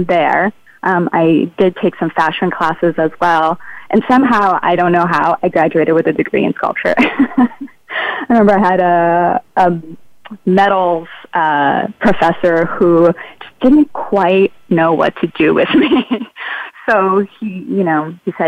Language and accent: English; Brazil; now in Oakland, United States; I grew up in Brazil in the 80s